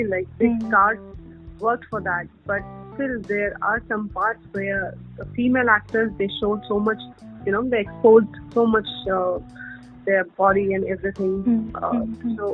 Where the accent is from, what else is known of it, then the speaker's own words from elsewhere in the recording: India; being Indian